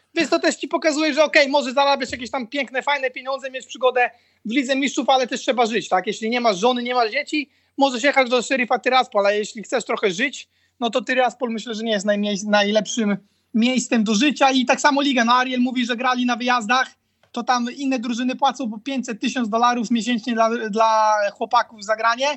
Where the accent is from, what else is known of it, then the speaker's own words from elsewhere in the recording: Poland; also born or lived in Croatia; dla nas Polaków